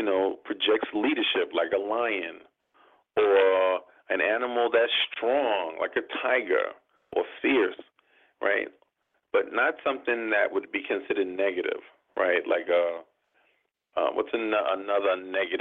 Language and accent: English; New York City, New York, United States; I'm from New York